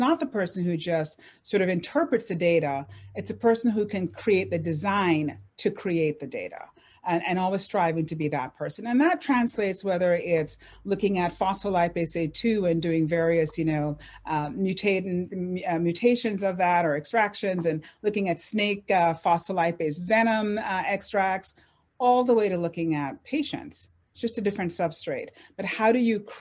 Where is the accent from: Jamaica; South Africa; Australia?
Jamaica; I'm Jamaican.